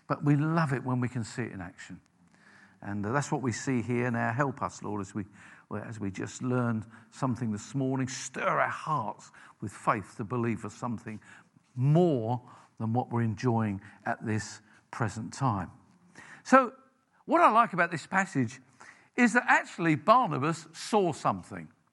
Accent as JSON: {"language": "English", "region": "London", "country": "United Kingdom", "tie": "born or raised there", "said": "I grew up in South London"}